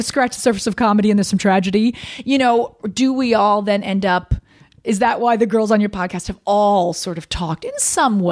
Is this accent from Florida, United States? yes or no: yes; Winter Park, Florida, United States; born or raised there; moved away as an adult; also born or lived in New York City